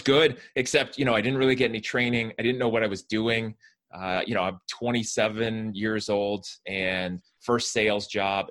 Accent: Fremont, California, United States; I grew up in the San Francisco Bay Area in a town called Fremont um, in California

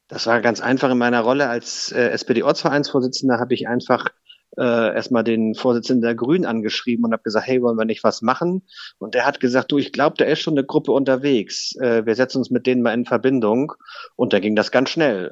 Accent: Eckernförde, Schleswig-Holstein, Germany; gebürtiger Eckernförder

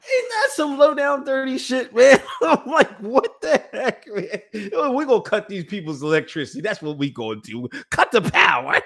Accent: Pennsylvania, United States; born or raised there

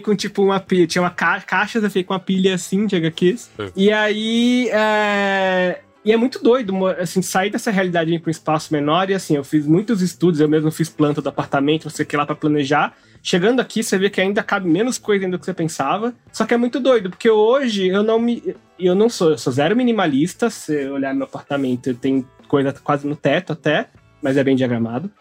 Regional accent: São Paulo, Brazil; Eu cresci na Zona Oeste, na Pompeia, Perdizes, Lapa, aquele miolo

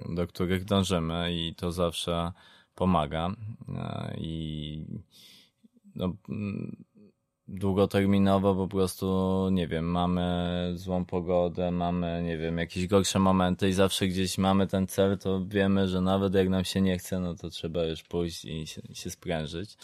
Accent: southern Poland, Poland; nie jestem ze stolicy, jestem z południa

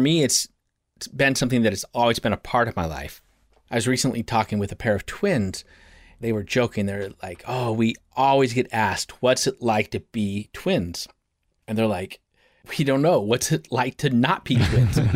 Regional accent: Portland, Oregon, United States; I, I'm from Portland, let's just be clear, I'm from Portland, and in Portland, we have a very specific way we think

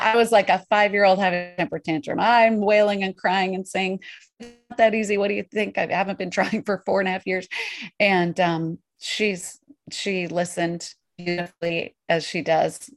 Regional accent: Colorado Mountains, United States; also born or lived in New York; now in Portland, United States; I grew up in the Colorado Mountains

